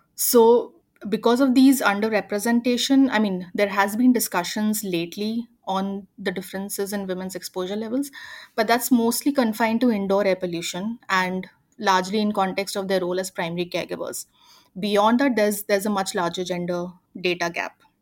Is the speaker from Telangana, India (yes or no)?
no; near Indore, Madhya Pradesh, India; a city called Indore, which is closer to my hometown